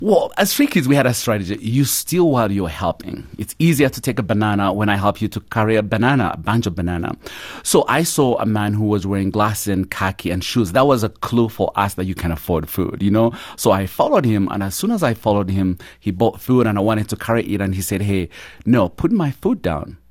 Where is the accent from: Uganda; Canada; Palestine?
Uganda; moved away; I grew up in a small little village at the border of Uganda and Rwanda and grew up poor of the poorest